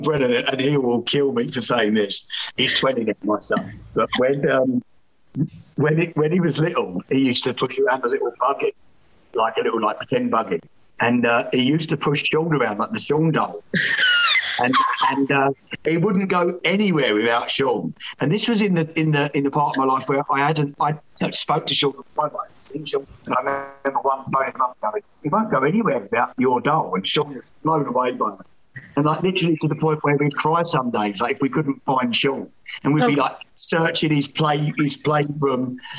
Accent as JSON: {"language": "English", "region": "Scotland", "country": "United Kingdom", "said": "But I'm from Fife, and when you try and turn your back on"}